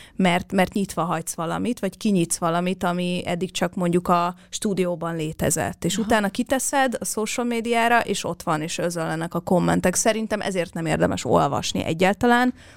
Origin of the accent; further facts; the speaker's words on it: Hungary; moved away; mégis itt születtem, és itt nőttem fel